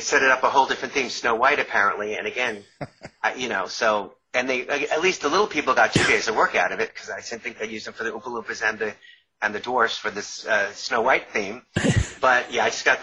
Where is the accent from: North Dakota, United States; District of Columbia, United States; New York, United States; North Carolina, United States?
New York, United States; Long Island; accent: New York; moved away; I grew up in New York, and I was still – I grew up in Long Island, and I was living in New York